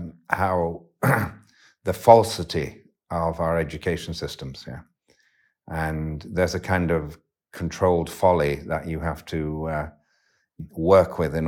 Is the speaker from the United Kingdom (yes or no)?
yes; Yorkshire and the Humber, United Kingdom; also born or lived in west of Ireland, Ireland; you're shaped into a very different speaking representation of humanity growing up in Yorkshire than you are in many other places in the world. And you're shaped in the west of Ireland in a very different way too.